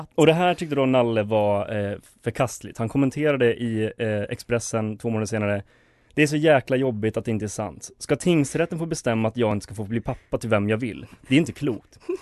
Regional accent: Borlänge, Dalarna County, Sweden; jag är från Borlänge

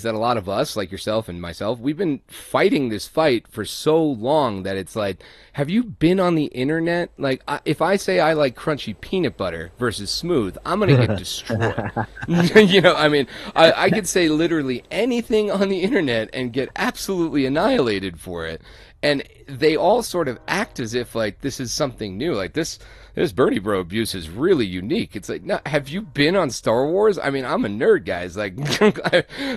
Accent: Ireland; moved away; being Irish

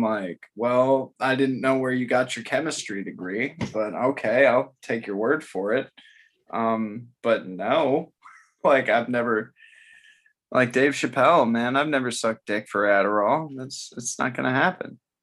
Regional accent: Florida, United States; now in Memphis, United States; I grew up in Florida

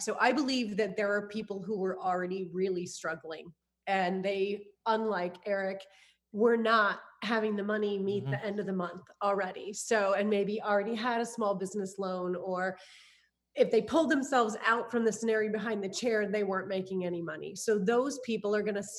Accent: Iowa, United States; moved away as an adult; also born or lived in California; I'm originally from Iowa. So also from the Midwest. I moved to California

